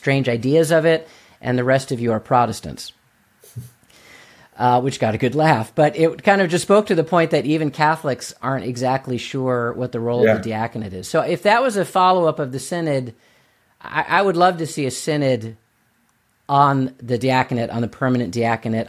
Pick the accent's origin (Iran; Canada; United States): United States; as an American